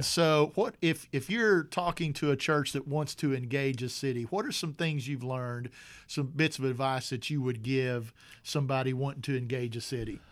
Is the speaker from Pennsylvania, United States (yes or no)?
no; North Little Rock, Arkansas, United States; I grew up in North Little Rock, you know, in Rose City neighborhood